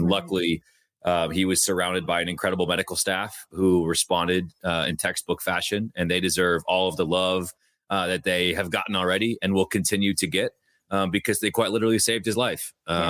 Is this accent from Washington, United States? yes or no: yes; Bothell, Washington, United States; Yeah, I'm from Bothell, so I've been a 206 kid or a 425 kid my entire life.